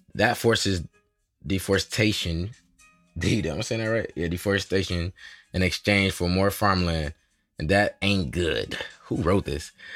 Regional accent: Michigan, United States; I'm from Michigan.

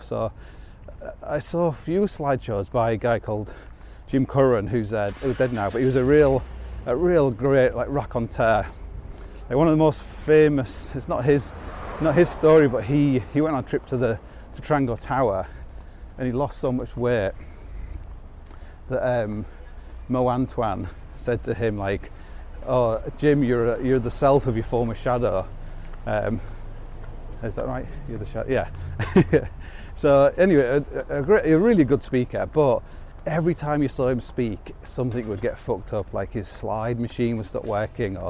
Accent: Hull, Yorkshire and the Humber, United Kingdom; moved away; when I grew up in Hull

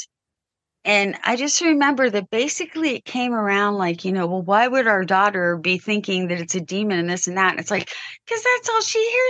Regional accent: United States; but I'm American.

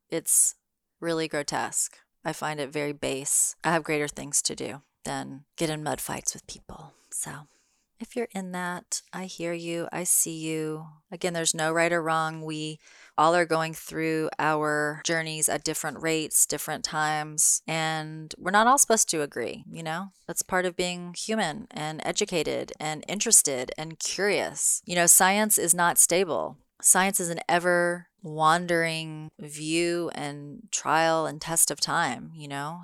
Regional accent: Memphis, Tennessee, United States; moved away; I'm in Memphis, Tennessee, my home state, at my mom's house

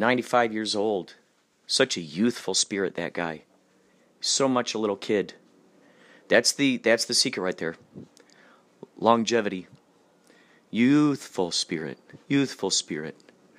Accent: Chicago, Illinois, United States; Oh, Chicago.

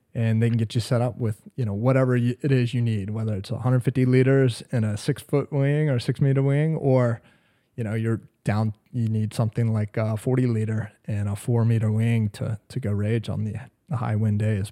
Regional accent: Atlanta, Georgia, United States; moved away as an adult; now in New Bern, United States; I am, uh, born and raised in Atlanta, Georgia

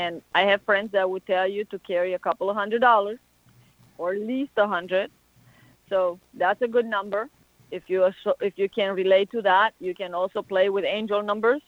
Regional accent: Romania; moved away as an adult; now in United States; I'm from Romania. So I come from a country that has a whole lot of superstition.

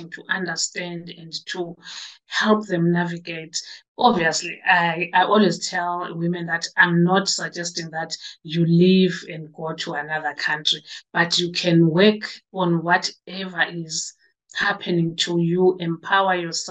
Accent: South Africa; moved away as an adult; now in United Kingdom; I'm from South Africa.

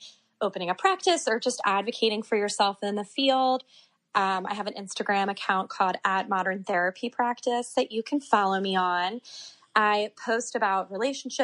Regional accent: Havre de Grace, Maryland, United States; now in Philadelphia, United States; I grew up in Havity Grace, Maryland

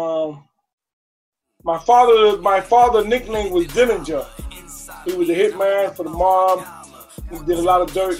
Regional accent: New York City, New York, United States; I was born in Wyckoff Hospital.

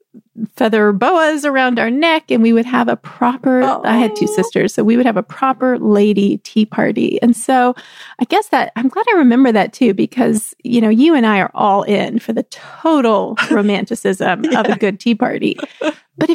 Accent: Texas, United States; I grew up in Texas

